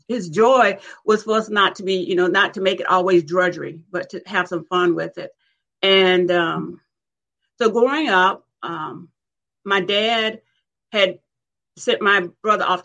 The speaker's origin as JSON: {"language": "English", "region": "South Alabama", "country": "United States", "tie": "born or raised there", "said": "I grew up in South Alabama, and we grew up in community, which was segregated"}